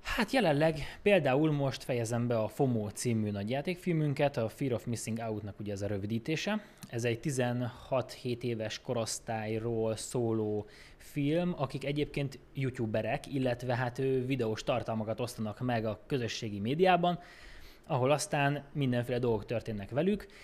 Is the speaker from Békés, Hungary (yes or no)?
yes; Békés, Hungary; now in Budapest, Hungary; én Békésről származom